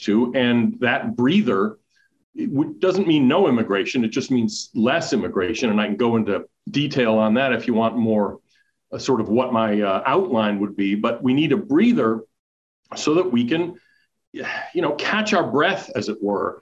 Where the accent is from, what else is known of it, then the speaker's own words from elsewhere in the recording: United States; as an American